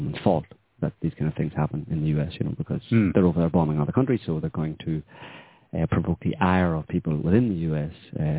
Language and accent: English; Northern Ireland, United Kingdom; I mean, obviously, growing up in Northern Ireland, I kind of had that, you know